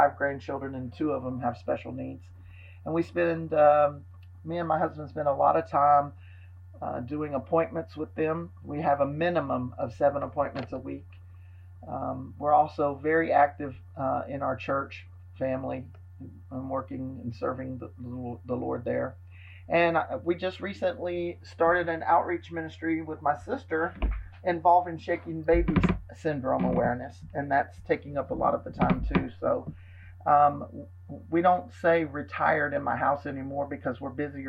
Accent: Georgia, United States; moved away as an adult; also born or lived in Dallas, Texas / California; I was gone from Georgia for 13 very long years

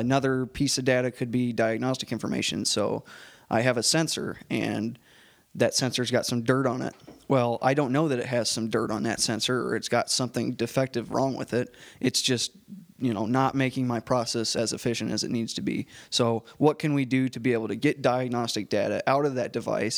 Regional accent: Des Moines, Iowa, United States; moved away as an adult; now in Nebraska, United States; I'm from Des Moines, Iowa, and grew up there

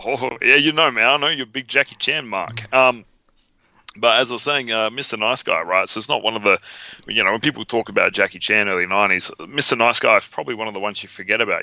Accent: Australia; we're from Australia

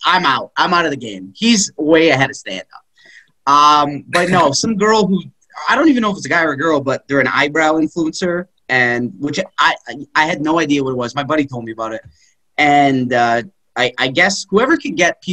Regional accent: Toronto, Ontario, Canada; moved away as an adult; now in New York, United States; I'm from Toronto. I'm from, Canada

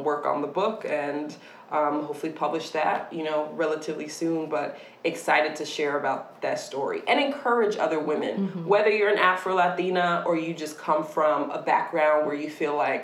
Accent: Syracuse, New York, United States; moved away; growing up in Syracuse, New York

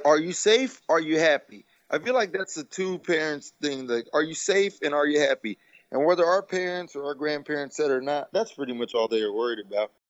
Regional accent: United States; I love being American

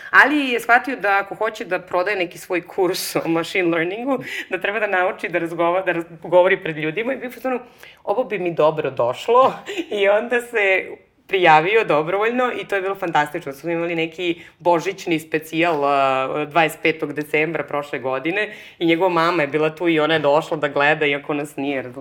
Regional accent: Belgrade, Serbia; moved away as an adult; now in Barcelona, Spain; ja sam iz Beograda, Znaš, kao je, ovaj, nemojte brinete što ne znate da je Srbija, ne zna ni porodica mog muža

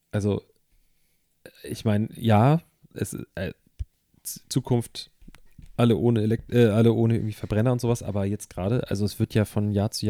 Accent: Germany; Ich habe ich bin in der DDR groß geworden. Ich habe irgendwie äh, die, die, Westdeutschland dann neu entdecken können, dann also von Ostmark zu D-Mark, von D-Mark zu Euro.

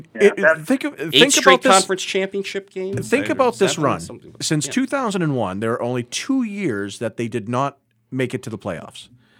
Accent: Marlborough, Massachusetts, United States; I grew up in Marlborough.

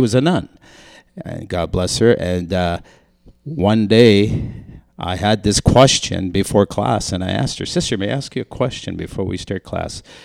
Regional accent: Lorette, Manitoba, Canada; also born or lived in Saint Boniface, Winnipeg, Manitoba; we moved out to a little French community called Lorette, Manitoba.

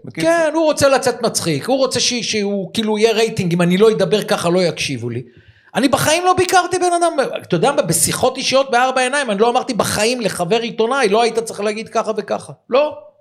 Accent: Givatayim, Tel Aviv District, Israel; אנחנו גדלנו יחד בגבעתיים

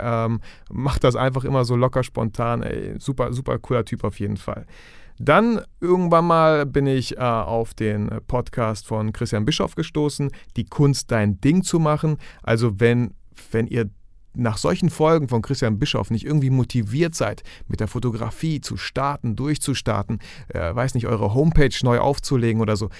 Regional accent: Germany; hier bei uns in Deutschland

